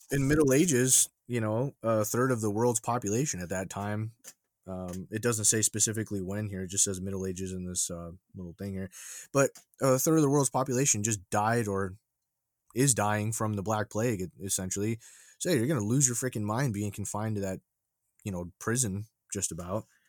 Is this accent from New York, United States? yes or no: yes; New York, United States; growing up in New York